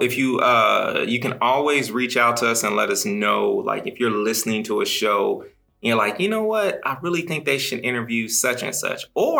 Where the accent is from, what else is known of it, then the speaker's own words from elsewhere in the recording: Midwest, United States; So, like, I'm from the Midwest. We don't say he, him, his when we introduce ourselves.